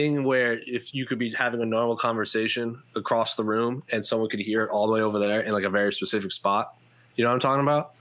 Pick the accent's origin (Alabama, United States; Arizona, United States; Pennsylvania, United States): Arizona, United States; Phoenix; I'm from Phoenix